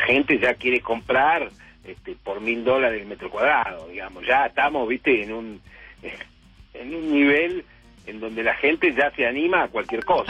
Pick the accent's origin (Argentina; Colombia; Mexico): Argentina; así como los argentinos dramatizamos todo